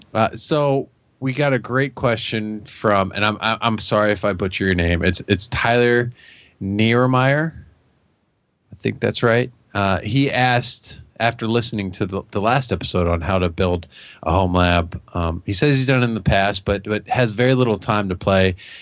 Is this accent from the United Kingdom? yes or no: no; Canada; you know I'm from Canada.